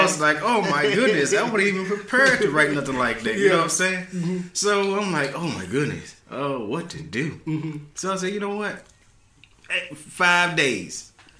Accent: Memphis, Tennessee, United States; Where I came from is actually from Memphis, Tennessee, born and raised.

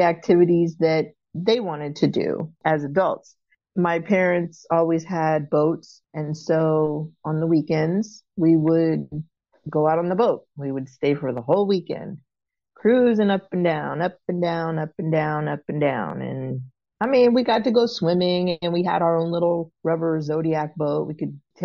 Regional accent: Florida, United States; moved away; also born or lived in Baltimore; I was born in Florida and adopted by a couple in Florida

